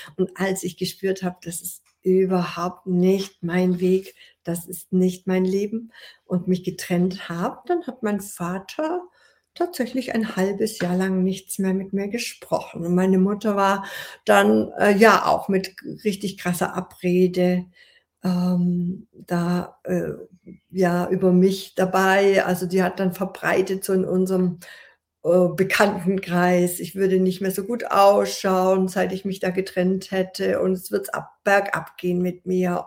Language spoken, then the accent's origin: German; Ulm, Baden-Württemberg, Germany; ich wollte die Schauspielschule hier an meinem Heimatort in Ulm besuchen